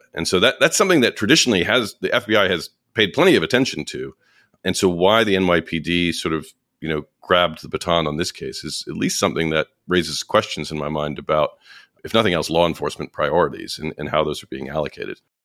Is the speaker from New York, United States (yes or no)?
yes; New York, United States; as a New Yorker